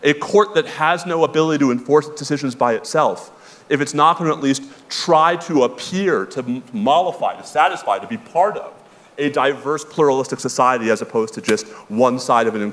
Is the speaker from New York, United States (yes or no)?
yes; New York, United States; I'm a New Yorker.